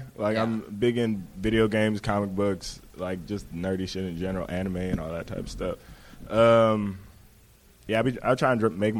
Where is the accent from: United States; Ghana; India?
United States; Palos Verdes, California; I grew up in the burbs. I grew up in Palos Verde